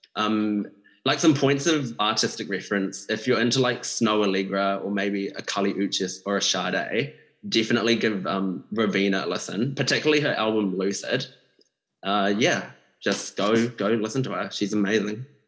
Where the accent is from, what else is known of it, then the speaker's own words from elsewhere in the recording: New Zealand; someone from a Malaysian like background myself, growing up in New Zealand